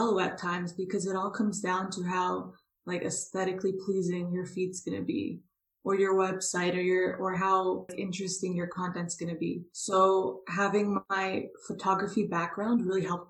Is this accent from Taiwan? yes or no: no; Toronto, Ontario, Canada; I grew up in Toronto, Canada